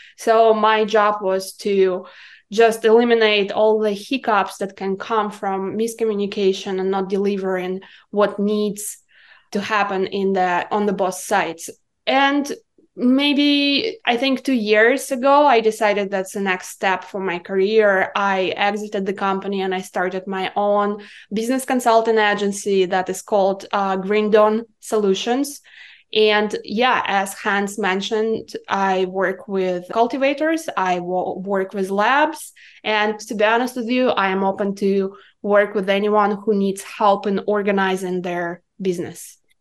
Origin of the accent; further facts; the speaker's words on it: Irkutsk, Irkutsk Oblast, Russia; English is a second language; moved away as an adult; now in United States; I'm coming from Siberia, from the city of Irkutsk